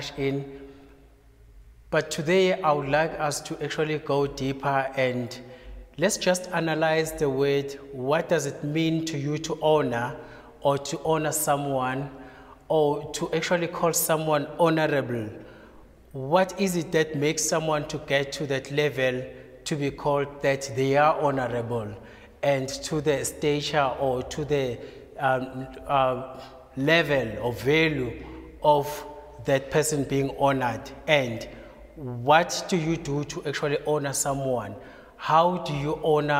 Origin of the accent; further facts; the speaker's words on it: KwaZulu-Natal, South Africa; I'm from KwaZulu-Natal